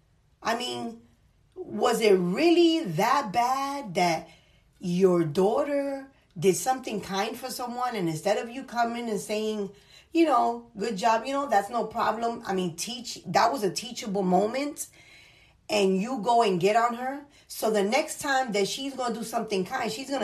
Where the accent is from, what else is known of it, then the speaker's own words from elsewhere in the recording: New York City, New York, United States; I'm from the Bronx